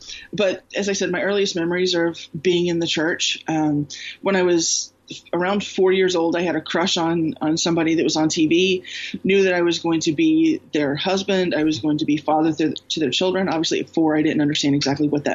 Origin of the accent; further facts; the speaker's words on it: Houston, Texas, United States; I grew up in Houston, Southern Baptist